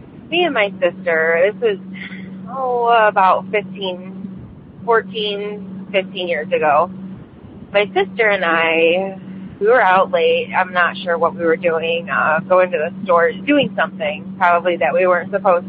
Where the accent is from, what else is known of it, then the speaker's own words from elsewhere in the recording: Michigan, United States; I'm from Michigan.